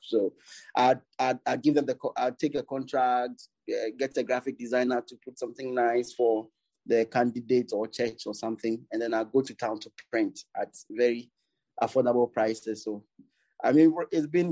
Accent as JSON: {"language": "English", "town": "Tema", "region": "Greater Accra", "country": "Ghana", "tie": "born or raised there", "said": "I was born in Tema. It's a suburb in Accra."}